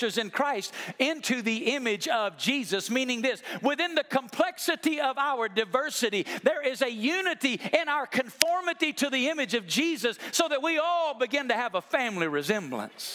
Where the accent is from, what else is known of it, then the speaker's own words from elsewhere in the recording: Alabama, United States; I grew up in Alabama, and I understand that because of that, sometimes my English language can be difficult for you to understand.